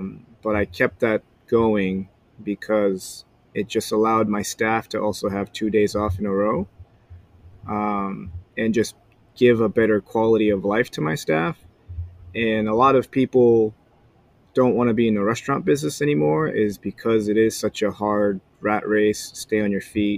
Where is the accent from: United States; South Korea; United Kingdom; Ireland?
South Korea; Like, he came from Belarus. I came from Korea. Family business.